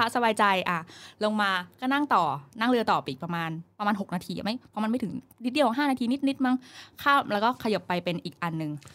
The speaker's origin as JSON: {"language": "Thai", "country": "Thailand", "said": "เราเป็นคนไทย"}